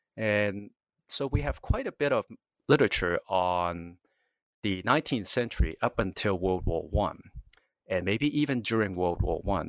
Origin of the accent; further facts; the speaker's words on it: California, United States; moved away; I'm from California, and that's where I, uh, went to, uh, university originally